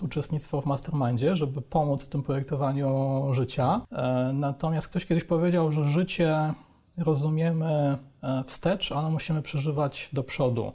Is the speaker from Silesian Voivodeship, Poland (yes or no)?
no; Chrzanów, Lesser Poland, Poland; moved away as an adult; also born or lived in Warsaw; w moim rodzinnym mieście, jestem z Chrzanowa, to mhm. jest w Małopolsce